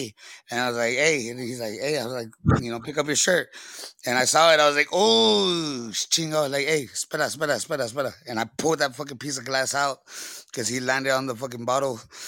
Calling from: Texas, United States; I'm from the butthole of Texas, Hell's Waiting Room. I'm from the RGB, put a 956 a la verga, cuz.

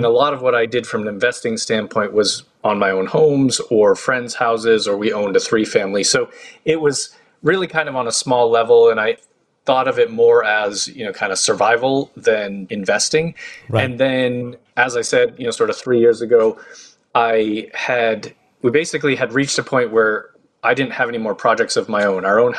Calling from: Los Angeles, California, United States; I am in Los Angeles.

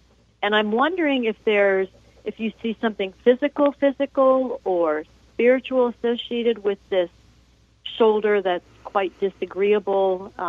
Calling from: Charlotte, North Carolina, United States; I'm calling from Charlotte, North Carolina.

